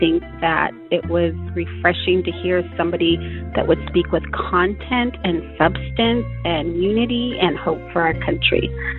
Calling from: Inland Empire, California, United States; I'm calling from the Inland Empire

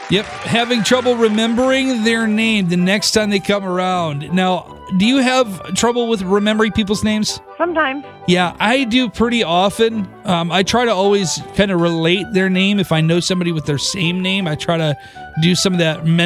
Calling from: Niles, Michigan, United States; I'm … from Niles, and I'm the smartest person awake.

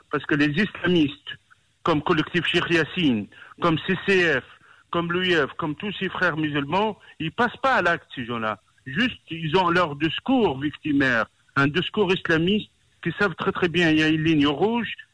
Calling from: Paris, Île-de-France, France; Et je, vous appelle de Paris

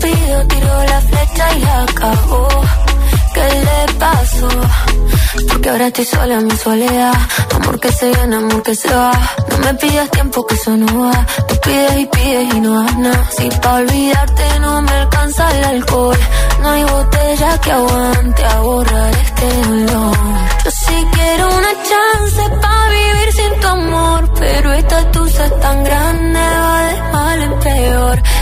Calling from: Móstoles, Community of Madrid, Spain; eh, de Móstoles

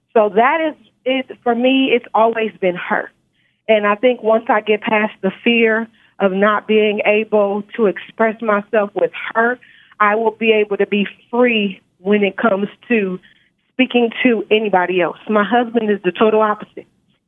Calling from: Nevada, United States; I'm calling from Nevada.

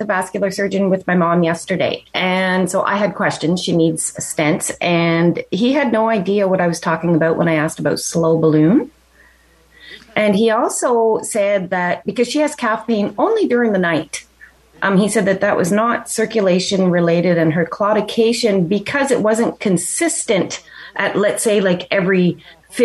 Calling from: Cardinal, Ontario, Canada; I'm calling from Cardinal, Ontario.

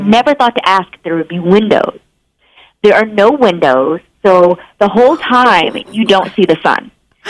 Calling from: Los Angeles, California, United States; I am calling in from Los Angeles.

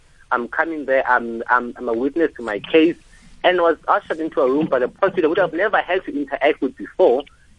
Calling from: Qebega, South Africa; So, I'm from Qebega, right?

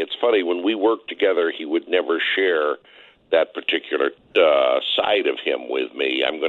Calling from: Washington, District of Columbia, United States; I'm calling you from the nation's capital, Washington, D.C., also known as the work-free drug place.

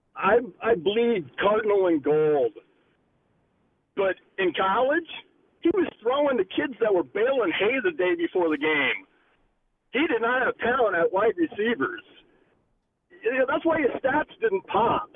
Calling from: Ames, Iowa, United States; I'm actually calling from Ames, Iowa

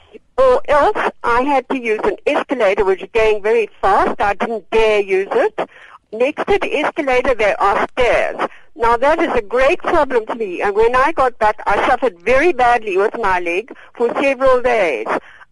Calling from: Cape Town, Western Cape, South Africa; Hello. I'm calling from Cape Town. I'm 78 years old.

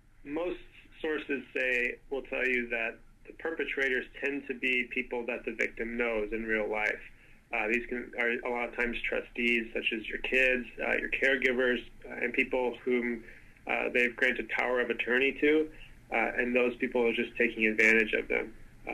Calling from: Victoria, British Columbia, Canada; I'm calling from Victoria, Canada

